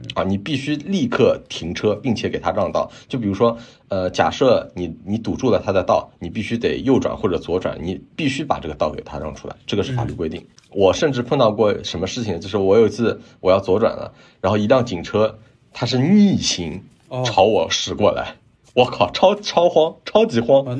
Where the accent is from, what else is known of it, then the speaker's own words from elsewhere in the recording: China; now in Canada; 我们中国人